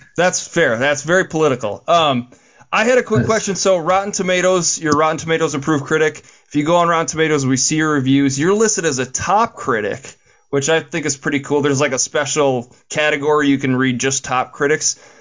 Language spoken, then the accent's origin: English; Saint Paul, Minnesota, United States; I'm from St. Paul